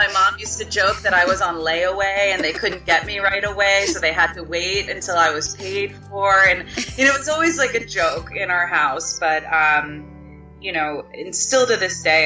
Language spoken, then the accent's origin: English; Ellicott City, Maryland, United States; I grew up, you know, in the suburbs of Ellicott City, Maryland